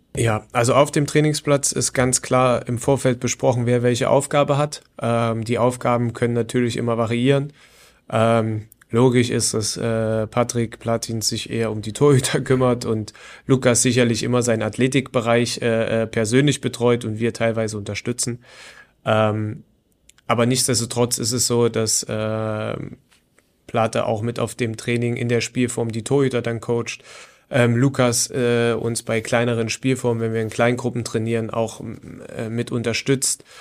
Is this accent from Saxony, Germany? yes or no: yes; Leipzig, Saxony, Germany; moved away as an adult; also born or lived in Chemnitz; now in Wolfsburg, Germany; wie ihr schon rausgehört habt, sicherlich ähm, ist mein oder ist meine Heimatstadt Leipzig.